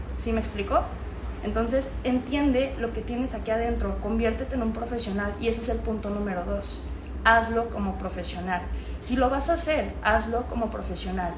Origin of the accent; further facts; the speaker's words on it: Guadalajara, Jalisco, Mexico; moved away as an adult; now in Medellín, Colombia; soy de Guadalajara, Jalisco, México, pero actualmente estoy viviendo en Medellín, Colombia